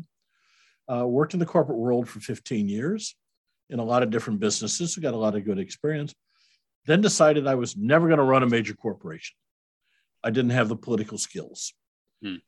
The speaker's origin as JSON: {"language": "English", "region": "Iowa", "country": "United States", "tie": "born or raised there", "said": "I'm a Midwestern boy. I grew up in Iowa"}